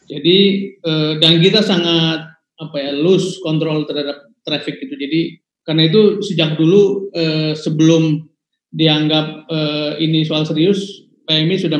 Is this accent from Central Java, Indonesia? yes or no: yes; Tegal, Central Java, Indonesia; termasuk saya yang ada di kampung saya di Tegal anak-anak